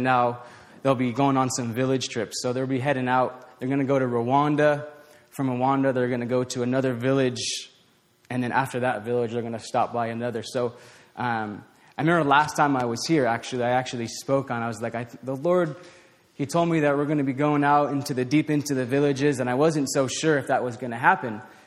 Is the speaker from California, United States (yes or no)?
yes; Southern California, United States; now in Uganda; I'm from Southern California, so we went to Southern California to visit family